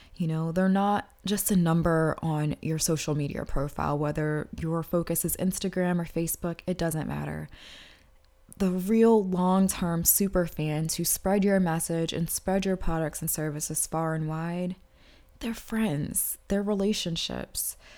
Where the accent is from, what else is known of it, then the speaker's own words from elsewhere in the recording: Washington, District of Columbia, United States; my hometown of Washington, D C